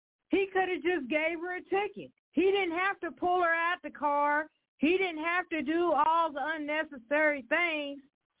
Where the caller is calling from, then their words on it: Evansville, Indiana, United States; I'm calling from Evansville, Indiana